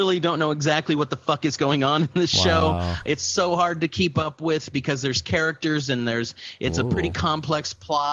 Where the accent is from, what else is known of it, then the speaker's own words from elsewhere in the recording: Houston, Texas, United States; I grew up near Clear Lake in Baybrook Mall